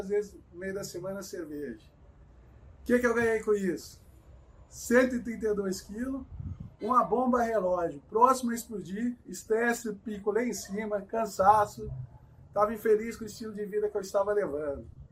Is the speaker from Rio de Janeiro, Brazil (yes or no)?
no; Cruzeiro, São Paulo, Brazil; moved away as an adult; now in São Paulo, Brazil; sou nascido e criado em Cruzeiro, Vale do Paraíba, aqui no interior de São Paulo. Moro há 16 anos aqui na capital